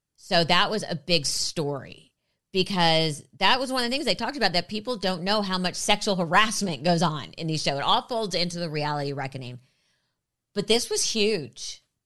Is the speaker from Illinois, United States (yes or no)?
no; Los Angeles, California, United States; also born or lived in New York; I grew up in L A. I've been here since I was three.